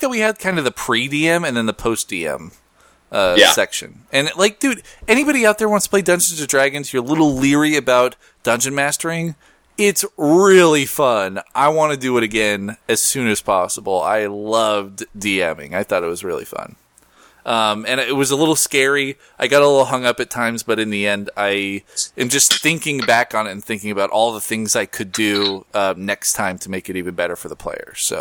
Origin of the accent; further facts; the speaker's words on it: United States; first language English; a ruffian American like me.